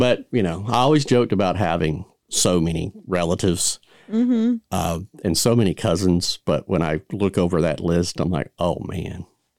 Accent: Florida, United States; I mean, we're from Florida, but I still got Georgia blood in me, so I'm okay.

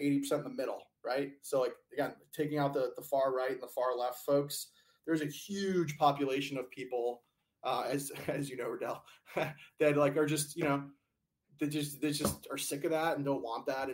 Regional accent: United States

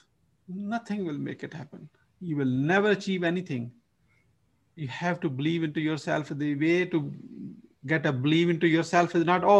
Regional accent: Pakistan; moved away as an adult; now in United States; From my accent, you probably can figure out I'm originally from Pakistan and born in the countryside

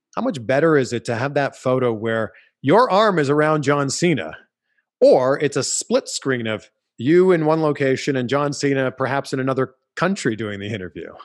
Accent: Pickering, Ontario, Canada; I was four years old growing up in Pickering, Ontario, Canada

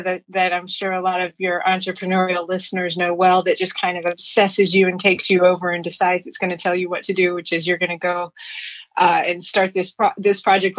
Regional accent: Lexington, Tennessee, United States; now in Silicon Valley, United States; But I'll I'm originally from Lexington, Tennessee.

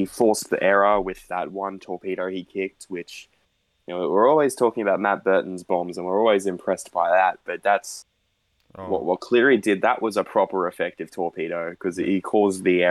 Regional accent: Townsville, Queensland, Australia; I'm from Crown Townsville

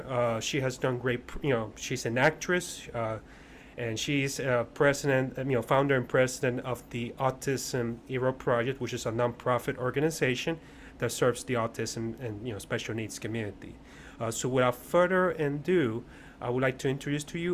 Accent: Puerto Rico; I'm Boricua, so I was born and raised in Puerto Rico

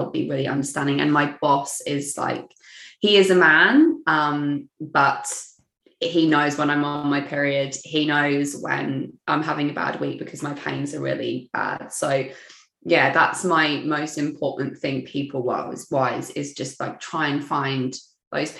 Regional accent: England, United Kingdom; moved away as an adult; now in Melbourne, Australia; I'm originally from England

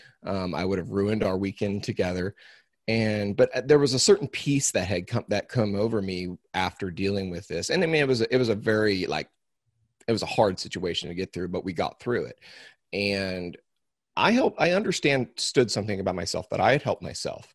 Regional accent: Missouri, United States; I'm from Missouri, and I am I'm third generation cow calf producer

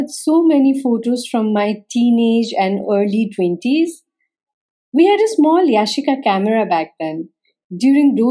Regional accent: Nepal; I'm a photographer from Nepal

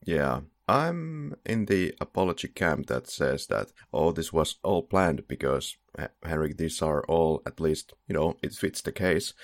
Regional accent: Finland; English is a second language; we're both from Finland, so yeah, we have an accent

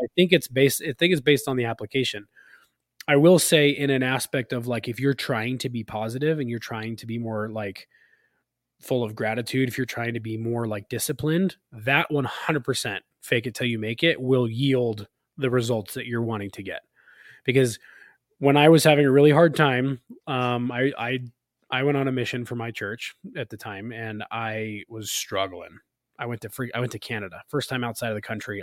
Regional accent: California, United States; now in Utah, United States; We grew up in California together

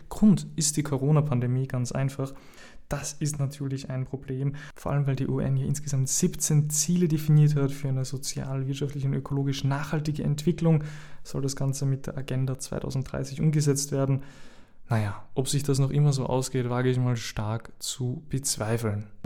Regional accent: Austria; Ähm, ich bin ja Österreicher. Ihr wisst das. Ich bin Österreicher

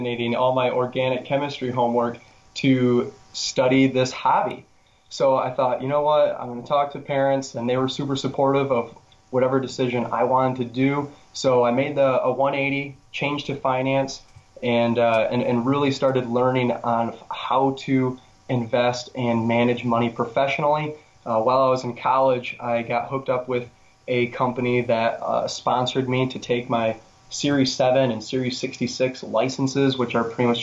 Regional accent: West Michigan, United States; I grew up in West Michigan, real close to Lake Michigan

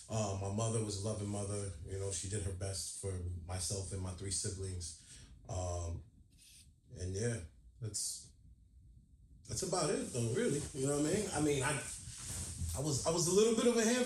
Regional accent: Rochester, New York, United States; also born or lived in Bronx, New York; now in Buffalo, United States; I was born in Rochester, New York. I spent some time in the Bronx, and I'm here in Buffalo now.

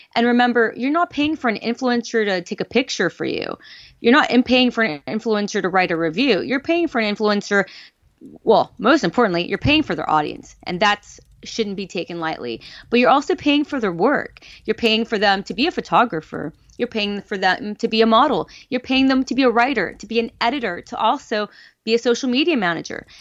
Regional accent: Los Angeles, California, United States; I'm from Los Angeles

